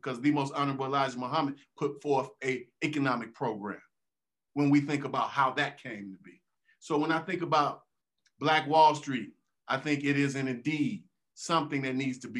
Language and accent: English; Chicago, Illinois, United States; I'm from the south side of Chicago. And if we think about, more specifically, the corner of 79th and Halstead, what we call Auburn Gresham, but I'm originally from Foster Park